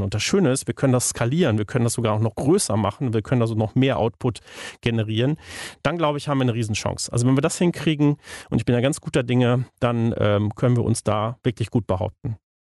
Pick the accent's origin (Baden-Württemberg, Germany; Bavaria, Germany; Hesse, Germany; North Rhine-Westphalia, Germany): North Rhine-Westphalia, Germany; the Hamm region; ich komme ja hier aus der Region